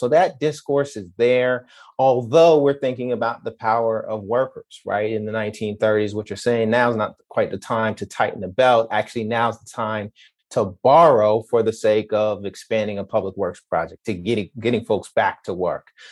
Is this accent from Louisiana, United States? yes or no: no; New York City, New York, United States; I'm from Queens